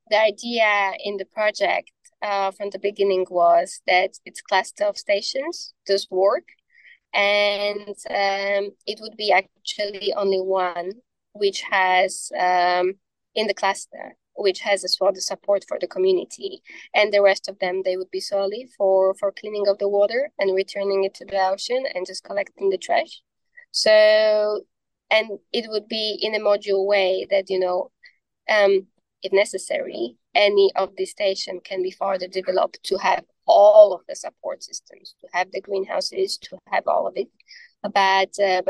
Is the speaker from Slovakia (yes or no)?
yes; Slovakia; I'm from Slovakia